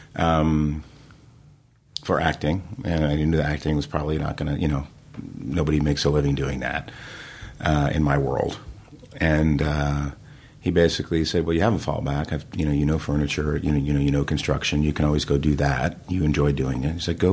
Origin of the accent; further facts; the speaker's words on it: New Jersey, United States; I grew up in New Jersey